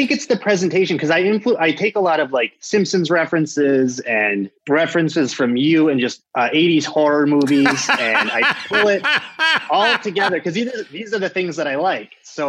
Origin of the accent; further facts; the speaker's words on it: Michigan, United States; I'm from Michigan.